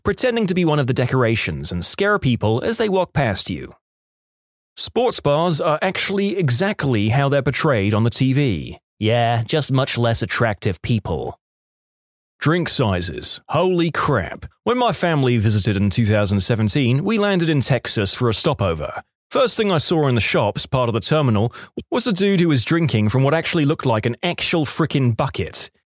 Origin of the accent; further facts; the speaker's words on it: Quebec, Canada; I'm from Quebec, and when we went down to Boston for a school trip, I sneezed in public and heard two or three people say, Bless you.